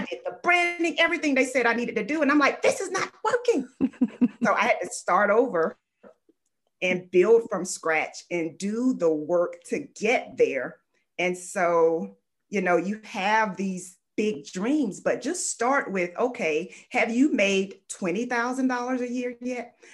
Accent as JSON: {"language": "English", "town": "Fort Lauderdale", "region": "Florida", "country": "United States", "tie": "born or raised there", "said": "I am originally from Fort Lauderdale, Florida. I actually was born to a teen mom"}